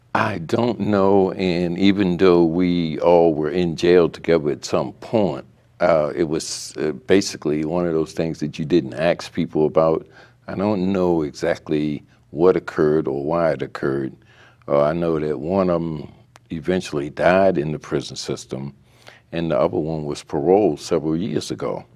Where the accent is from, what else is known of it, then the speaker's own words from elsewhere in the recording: Baltimore, Maryland, United States; I had been a, a, youth in West Baltimore uh, up until like the uh, the mid 50s